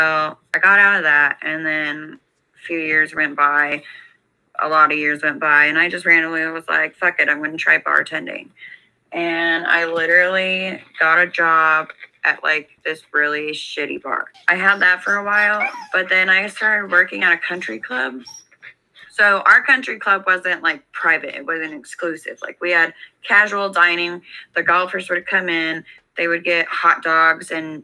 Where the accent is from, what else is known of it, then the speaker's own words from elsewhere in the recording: Idaho, United States; moved away; I'm originally from Idaho